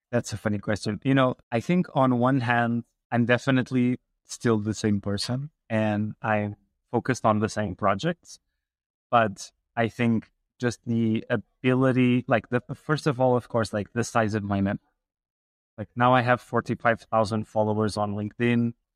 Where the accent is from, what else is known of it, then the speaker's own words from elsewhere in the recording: Portugal; I grew up in Portugal